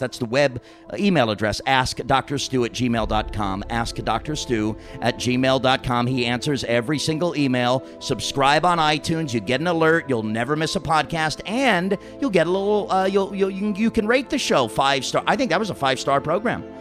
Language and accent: English; New York, United States; I grew up in New York